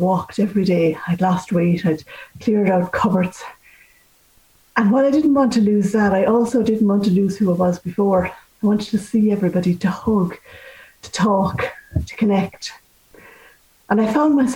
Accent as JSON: {"language": "English", "country": "Ireland", "said": "as Irish people"}